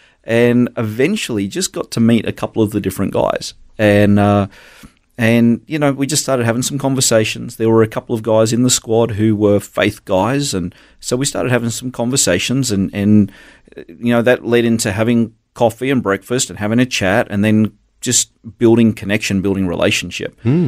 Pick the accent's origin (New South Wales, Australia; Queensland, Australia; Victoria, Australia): Queensland, Australia; Gold Coast; also born or lived in Brisbane / Darwin / Adelaide; We moved around a lot. I grew up on the Gold Coast.